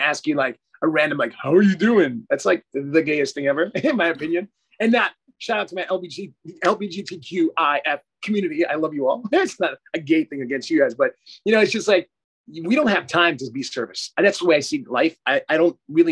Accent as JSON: {"language": "English", "town": "New York City", "region": "New York", "country": "United States", "tie": "born or raised there", "also_born_or_lived": "South Florida / Australia", "moved": "yes", "said": "I'm a Panamanian and Dutch descent. So I was born in Brooklyn, New York"}